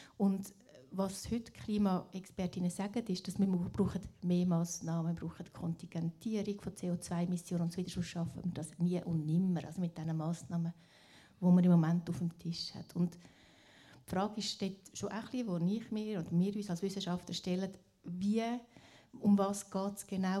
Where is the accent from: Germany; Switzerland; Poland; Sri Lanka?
Switzerland; Glarus; Ich komme aus dem Landsgemeinde, Kanton Glaris